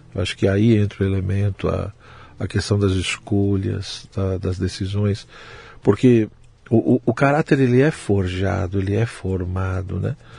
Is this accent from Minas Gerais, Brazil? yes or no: no; São Paulo, Brazil; Eu nasci em São Paulo, eu uhum. sou de São Paulo mesmo, capital